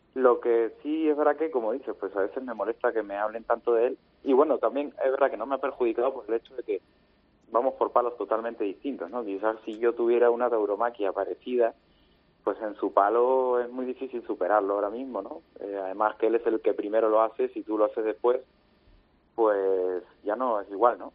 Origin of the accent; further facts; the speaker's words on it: Lima, Peru; los dos años en Lima, en mi tierra